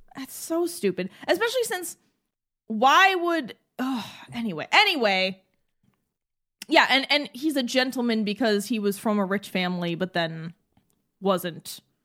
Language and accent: English; New England, United States; We're from New England.